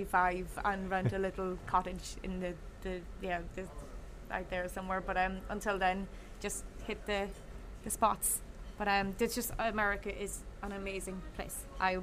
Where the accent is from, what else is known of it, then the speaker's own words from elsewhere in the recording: County Donegal, Ireland; moved away as an adult; now in New Orleans, United States; apart from my hometown in Donegal in Ireland